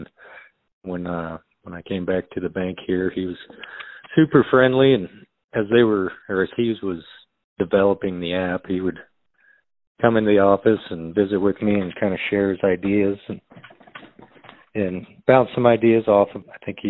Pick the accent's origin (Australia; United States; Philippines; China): United States; Cheyenne Wells, Colorado; also born or lived in Burlington, Colorado; I grew up right here in Cheyenne Wells, Colorado. My family has a fourth generation farm that my father still operates.